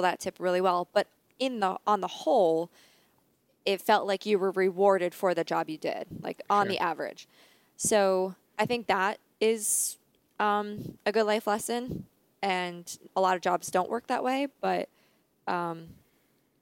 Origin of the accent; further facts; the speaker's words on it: Dingmans Ferry, Pennsylvania, United States; I grew up in Pennsylvania.